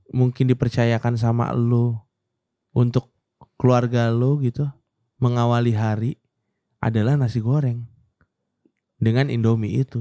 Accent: Pondok Gede, West Java, Indonesia; Pondok gede. kampung halaman gue.

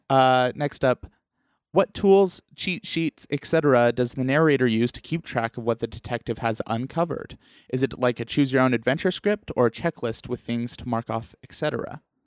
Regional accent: New Mexico, United States; also born or lived in Iowa; now in Utah, United States; I was born in Iowa and raised in New Mexico, and now both of us are in Utah

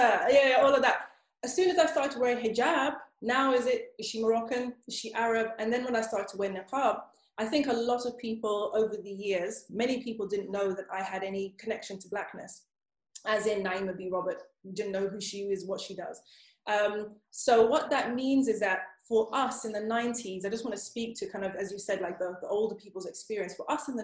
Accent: Zimbabwe; now in United Kingdom; I grew up in Zimbabwe, so I grew up in Africa

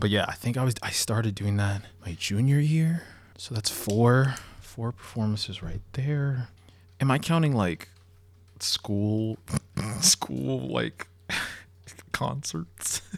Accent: Long Island, New York, United States; I'm from Long Island

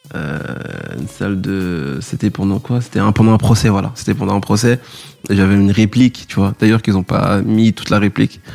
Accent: Paris, Île-de-France, France; je viens de Paris

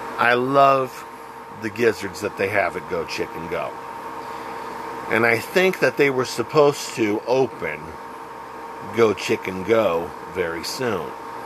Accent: Texas, United States; Growing up in Texas, I remember my mother would go out of her way for a gordita

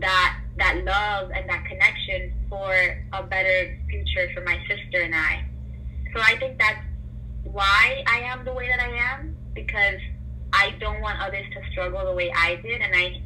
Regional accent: United States; also born or lived in Colombia; I was born in Colombia. I came to this country at the age of two, so I basically grew up here. I was raised in America

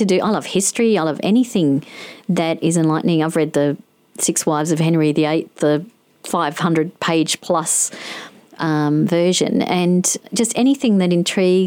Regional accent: Adelaide, South Australia, Australia; I was born a few weeks after them, but we grew up in Adelaide

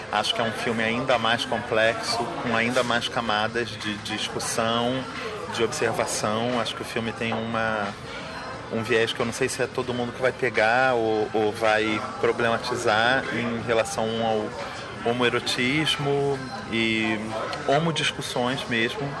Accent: Rio de Janeiro, Brazil; eu sou do Rio de Janeiro

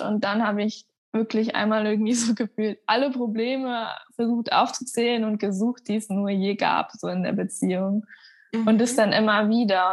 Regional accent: Hamburg, Germany; now in Munich, Germany; Also ich bin in Hamburg aufgewachsen

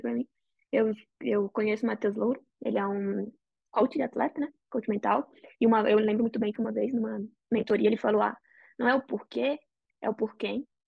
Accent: Brazil; now in United States; a gente é brasileiro.

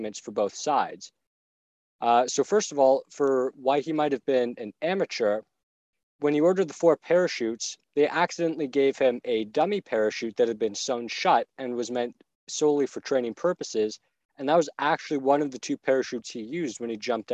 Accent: Barrie, Ontario, Canada; Barrie, which is where we're from.

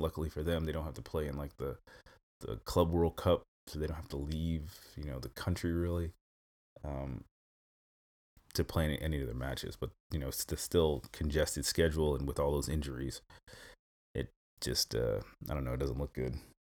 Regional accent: New York, United States; now in Stuttgart, Germany; I'm originally from New York, so I, you know, grown up dealing with snow

